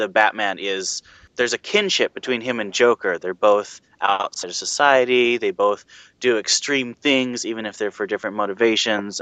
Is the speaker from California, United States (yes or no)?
no; Minnesota, United States; now in Virginia, United States; I'm from Minnesota, although I currently live in Virginia